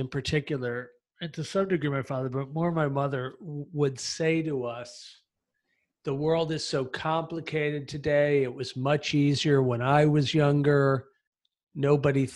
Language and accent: English; United States; now in Athens, Greece; I'm an American